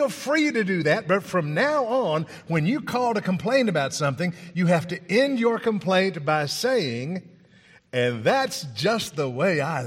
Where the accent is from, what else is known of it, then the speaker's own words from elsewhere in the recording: Tennessee, United States; I'm from Tennessee.